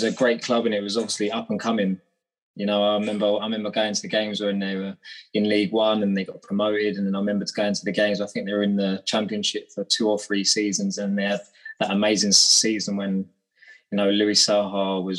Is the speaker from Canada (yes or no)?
no; Warlingham, South East England, United Kingdom; moved away as an adult; also born or lived in Redhill / Aberdeen; I grew up in a flat in, it's a place called Wallingham. It's not far from Croydon.